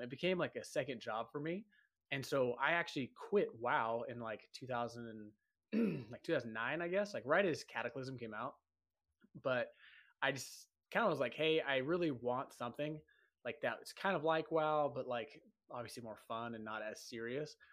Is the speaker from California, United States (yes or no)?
yes; San Diego, California, United States; moved away as an adult; also born or lived in Hawaii; now in Utah, United States; I'm from Southern California, I'm from San Diego, I live in Utah now